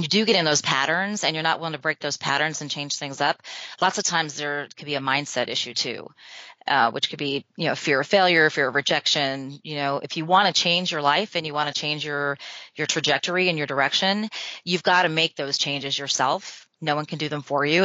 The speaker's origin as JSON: {"language": "English", "town": "Albuquerque", "region": "New Mexico", "country": "United States", "tie": "born or raised there", "said": "I'm from New Mexico. I grew up in Albuquerque"}